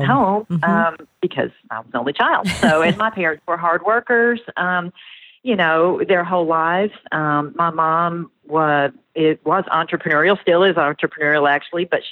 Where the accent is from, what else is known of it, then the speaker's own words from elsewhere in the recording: Nashville, Tennessee, United States; So born and raised in Nashville, continue to live here.